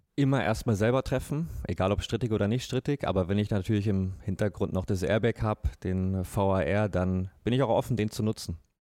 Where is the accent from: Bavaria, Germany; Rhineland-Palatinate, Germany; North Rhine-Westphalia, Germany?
Bavaria, Germany; bei uns in Bayern